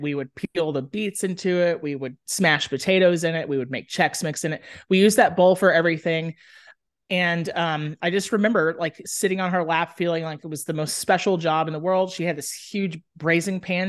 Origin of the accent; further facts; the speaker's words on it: Dallas, Texas, United States; also born or lived in Austin, Texas; I grew up in Dallas, Texas.